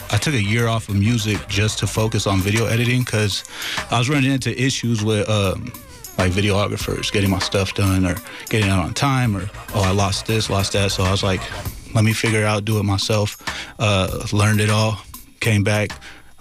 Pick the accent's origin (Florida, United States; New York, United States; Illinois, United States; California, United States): California, United States; San Jose; I come from San Jose, California